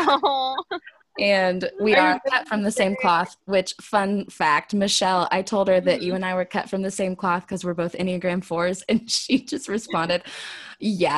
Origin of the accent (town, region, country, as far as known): Wichita, Kansas, United States; born or raised there; moved away; also born or lived in the South